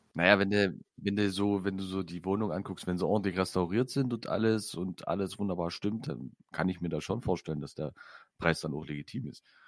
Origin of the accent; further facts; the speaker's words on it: Saxony, Germany; Ich bin Sachse